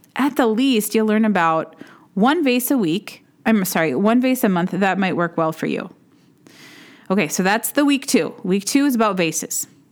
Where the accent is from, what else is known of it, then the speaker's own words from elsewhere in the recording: Duluth, Minnesota, United States; I started my own shop in my hometown of Duluth, Minnesota